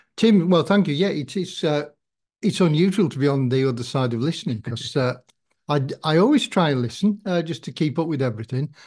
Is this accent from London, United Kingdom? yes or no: no; Kendal, North West England, United Kingdom; I am a Kendall, Kendall person, and I was brought up in the Salvation Army